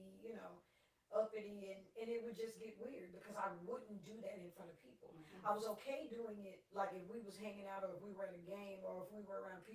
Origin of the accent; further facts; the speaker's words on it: New Jersey, United States; now in Arkansas, United States; I'm originally from New Jersey